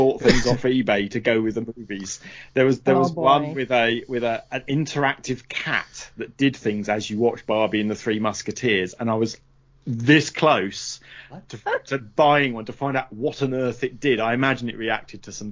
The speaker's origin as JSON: {"language": "English", "country": "United Kingdom", "said": "we were shown as British people during the 70s and 80s"}